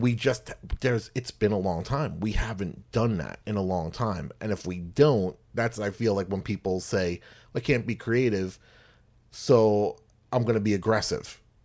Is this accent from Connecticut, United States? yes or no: no; New York, United States; growing up in New York and stuff, not, not in the Bronx